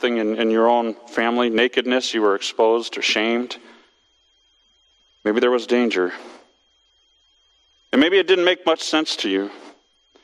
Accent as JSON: {"language": "English", "region": "West Coast", "country": "United States", "tie": "born or raised there", "moved": "as an adult", "said": "I grew up on the West Coast"}